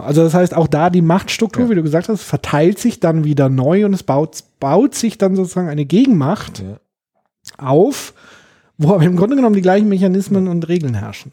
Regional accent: Germany; bei uns in Deutschland

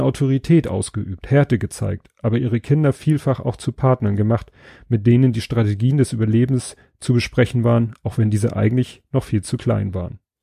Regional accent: Hamburg, Germany; Ich bin hier in Stalzhoop aufgewachsen

